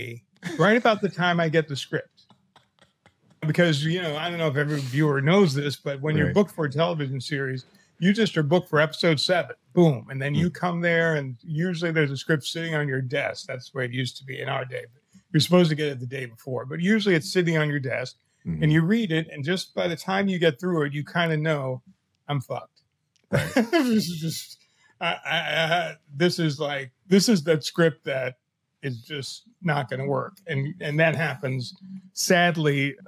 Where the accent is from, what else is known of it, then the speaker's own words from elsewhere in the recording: Chicago, Illinois, United States; Chicago, my hometown